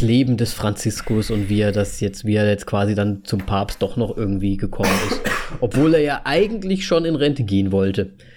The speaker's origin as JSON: {"language": "German", "region": "Hesse", "country": "Germany", "tie": "born or raised there", "moved": "yes", "lives_now": "Slovakia", "said": "Ich bin, ich bin in Deutschland zur Schule gegangen"}